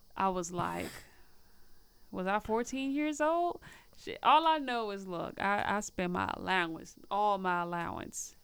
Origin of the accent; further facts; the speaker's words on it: Nashville, Tennessee, United States; moved away as an adult; also born or lived in Peoria / Illinois; now in Chicago, United States; I was raised in Nashville, Tennessee, elementary school